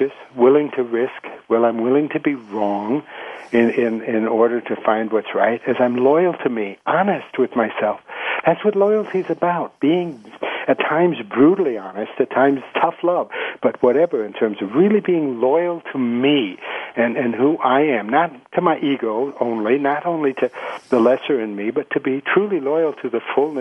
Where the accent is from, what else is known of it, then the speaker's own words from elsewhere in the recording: United States; moved away as an adult; now in Colombia; as an American